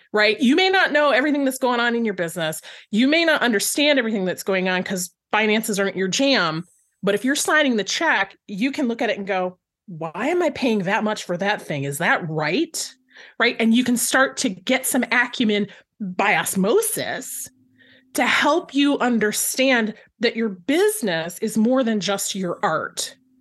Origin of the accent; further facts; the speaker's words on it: Flint, Michigan, United States; I grew up in Flint, Michigan